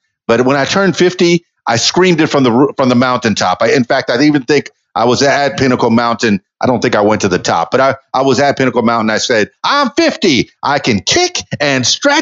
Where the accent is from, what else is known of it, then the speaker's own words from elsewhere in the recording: Miami, Florida, United States; moved away; I'm from Miami, Florida, the melting pot